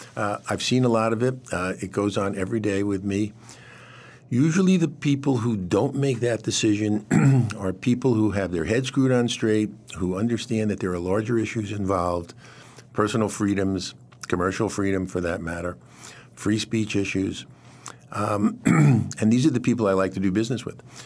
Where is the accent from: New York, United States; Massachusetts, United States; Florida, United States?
New York, United States; New York City; moved away; part of my childhood was growing up in Queens, not very far from, from where Donald Trump grew up in Queens